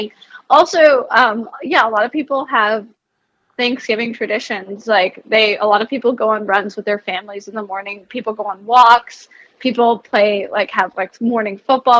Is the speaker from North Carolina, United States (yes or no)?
no; New Jersey, United States; I'm from New Jersey